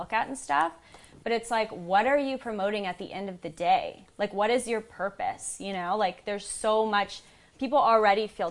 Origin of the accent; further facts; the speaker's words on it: United States; also born or lived in New York; I'm from the States